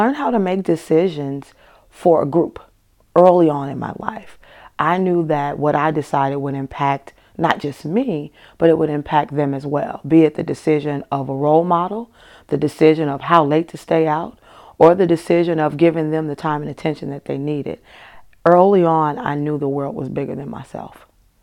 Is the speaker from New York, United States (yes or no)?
no; Chicago, Illinois, United States; I grew up in Chicago